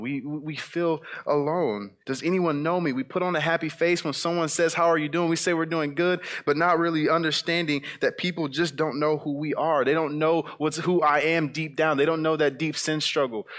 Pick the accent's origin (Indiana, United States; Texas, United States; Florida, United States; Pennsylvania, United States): Indiana, United States; South Bend; moved away; my time back in South Bend, Indiana, growing up on the West Side